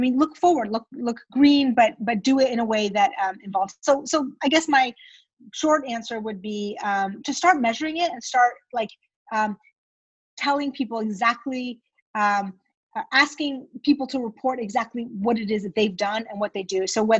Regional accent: Iran; born there; moved away; I was born in Iran

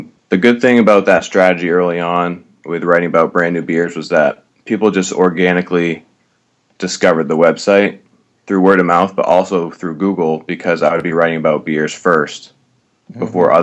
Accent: Maine, United States; moved away as an adult; also born or lived in New Hampshire / Boston; I grew up in Maine

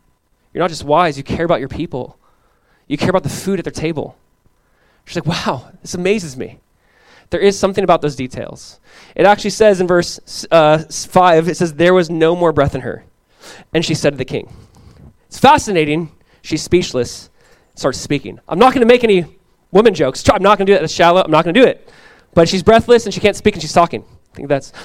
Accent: Southern California, United States; Growing up in Southern California, I went to Calvary

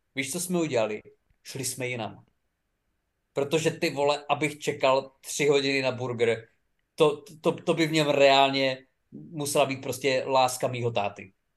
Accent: Czechia

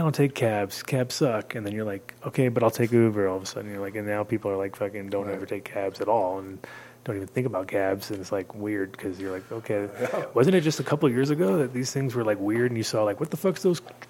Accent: New York, United States; now in Denver, United States; as a New Yorker

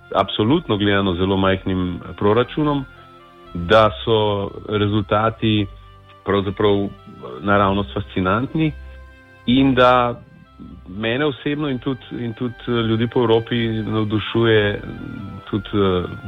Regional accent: Slovenia

